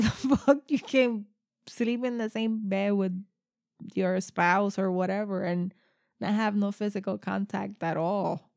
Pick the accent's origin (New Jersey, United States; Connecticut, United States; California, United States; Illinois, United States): New Jersey, United States; I'm from New Jersey